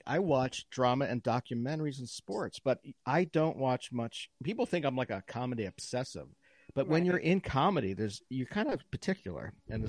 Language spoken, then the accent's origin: English; Bethesda, Maryland, United States; also born or lived in Virginia; the entitled fucks that I grew up with in Bethesda, Maryland.